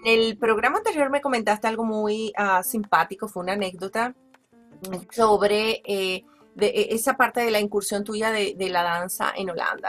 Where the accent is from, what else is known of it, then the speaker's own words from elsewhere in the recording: Valencia, Carabobo, Venezuela; also born or lived in Caracas, Venezuela; yo nací en, en Caracas también